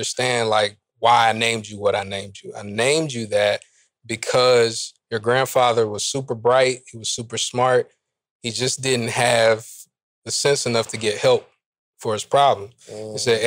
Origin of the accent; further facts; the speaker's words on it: North Carolina, United States; I'm from North Carolina